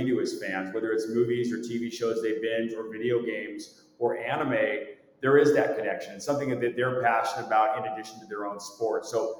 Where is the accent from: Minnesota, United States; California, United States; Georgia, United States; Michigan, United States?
California, United States; San Diego; I grew up in San Diego